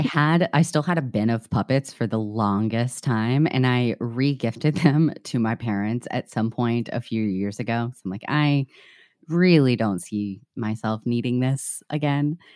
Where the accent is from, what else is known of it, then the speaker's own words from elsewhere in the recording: the South, United States; now in Chicago, United States; growing up in the South